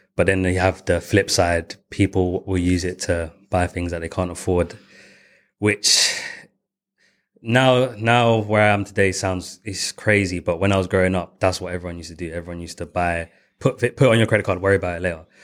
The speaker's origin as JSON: {"language": "English", "region": "London", "country": "United Kingdom", "said": "I was going from East London"}